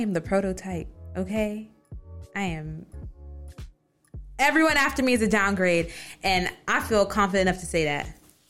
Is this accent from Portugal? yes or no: no; Jamaica; I'm from Jamaica